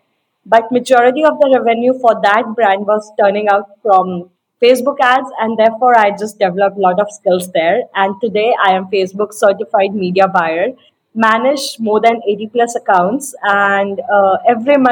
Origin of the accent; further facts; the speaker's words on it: India; I'm from India, residing in the foothills of Himalayas